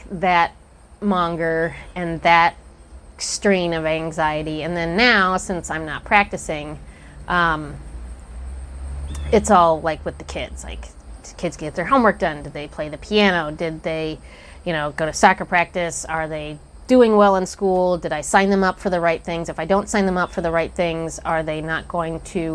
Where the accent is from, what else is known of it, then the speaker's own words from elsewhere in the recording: Kansas City, Missouri, United States; I grew up in Kansas City